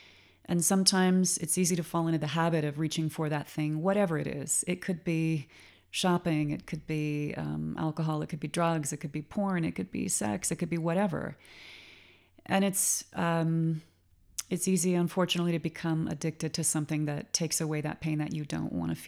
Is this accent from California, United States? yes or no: yes; Claremont, California, United States; Well, I am a California girl. I grew up in Claremont, California.